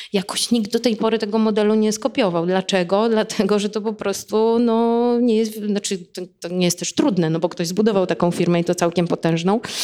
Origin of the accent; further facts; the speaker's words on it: Płock, Masovian Voivodeship, Poland; now in Warsaw, Poland; z mojego rodzinnego miasta z Płocka